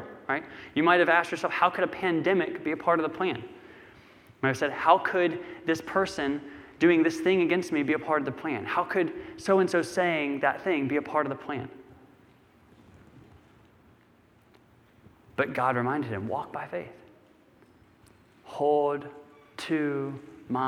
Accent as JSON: {"language": "English", "country": "United States", "tie": "born or raised there", "said": "growing up in America"}